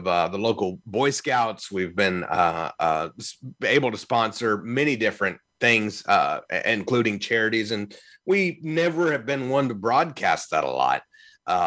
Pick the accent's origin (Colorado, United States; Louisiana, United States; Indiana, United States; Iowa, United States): Indiana, United States; Evansville; now in Louisville, United States; in my hometown where I lived for years in Evansville, Indiana, before I moved to Louisville